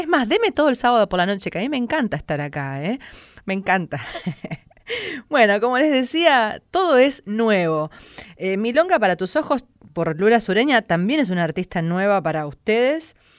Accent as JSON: {"language": "Spanish", "town": "San Nicolás de los Arroyos", "region": "Buenos Aires Province", "country": "Argentina", "said": "mi pueblo, San Nicolás de los Arroyos"}